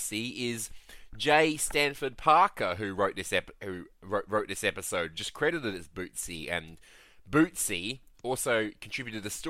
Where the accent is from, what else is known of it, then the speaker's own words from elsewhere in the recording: Australia; Us Australians